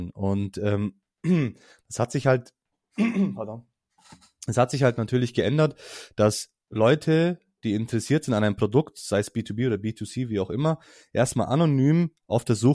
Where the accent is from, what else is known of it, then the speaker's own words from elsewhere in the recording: Hesse, Germany; jetzt für mich als